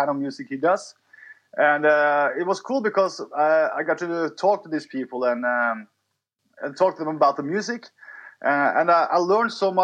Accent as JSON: {"language": "English", "country": "Norway", "second_language": "English", "said": "I'm from Norway"}